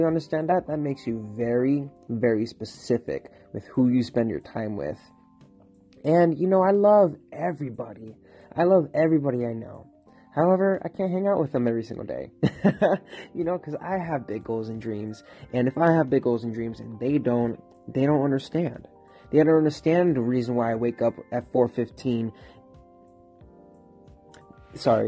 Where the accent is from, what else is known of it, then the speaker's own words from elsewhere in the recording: Florida, United States; moved away as an adult; now in Pittsburgh, United States; It's been 10 months, but I'm from Florida. You know, I came to this city